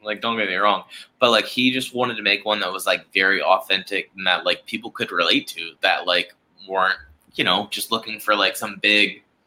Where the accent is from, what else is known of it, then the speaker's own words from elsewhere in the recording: Charleston, South Carolina, United States; born and raised in Charleston, South Carolina, grew up playing hockey here in Charleston, South Carolina